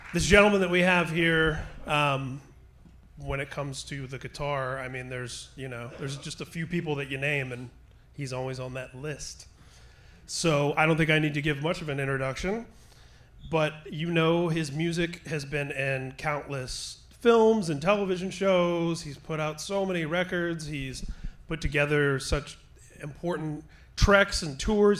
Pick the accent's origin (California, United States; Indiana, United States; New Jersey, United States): Indiana, United States; I grew up in Indiana